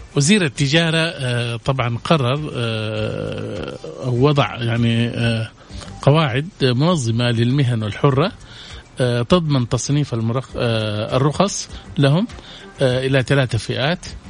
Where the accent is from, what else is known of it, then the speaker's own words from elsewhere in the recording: Saudi Arabia; عندنا في السعوديه